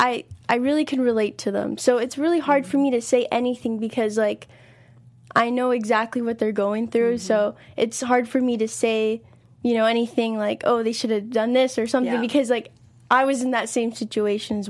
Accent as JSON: {"language": "English", "town": "Long Beach", "region": "California", "country": "United States", "said": "I'm from Long Beach, but I still make the commute up here"}